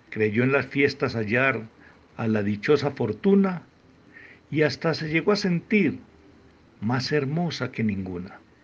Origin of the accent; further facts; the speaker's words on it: Frontino, Antioquia, Colombia; nacido en Frontino, Antioquia, Colombia